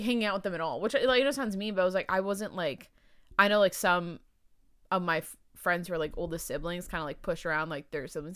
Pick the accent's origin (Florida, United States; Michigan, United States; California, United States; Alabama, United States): California, United States; San Diego; also born or lived in Maryland / Irvine; I lived in Irvine before I lived in San Diego. There was, like, a brief, when I moved here from Maryland, I lived in Irvine for a few years, and then I moved to San Diego